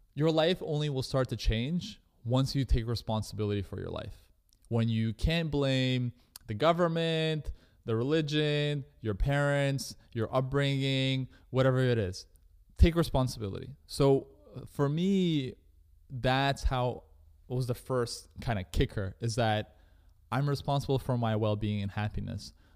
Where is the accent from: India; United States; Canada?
Canada; I was growing up in Canada